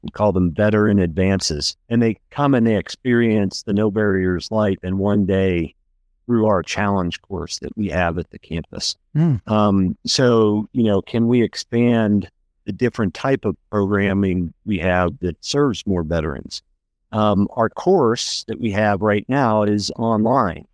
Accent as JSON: {"language": "English", "region": "Pennsylvania", "country": "United States", "also_born_or_lived": "North Carolina", "moved": "yes", "said": "I'm from Pennsylvania"}